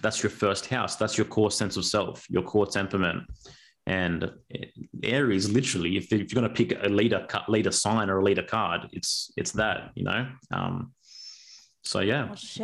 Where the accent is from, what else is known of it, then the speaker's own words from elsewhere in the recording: Australia; I'm first generation Australian